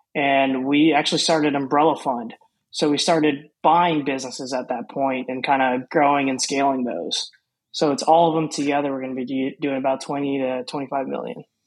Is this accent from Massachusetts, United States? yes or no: no; Houston, Texas, United States; I was born and raised in Houston, Texas. Um, been here my whole life